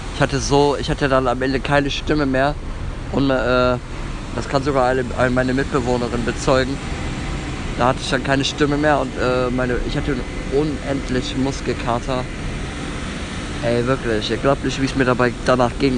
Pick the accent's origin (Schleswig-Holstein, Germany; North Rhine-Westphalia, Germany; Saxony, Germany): North Rhine-Westphalia, Germany; Bonn; In meine Heimat.